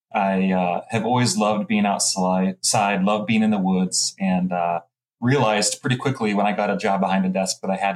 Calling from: Harrisonburg, Virginia, United States; Good old Harrisonburg, Virginia.

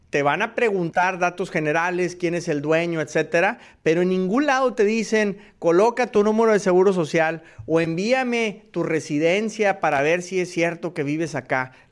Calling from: Houston, Texas, United States; de US Marketer y los saludo desde Houston, Texas.

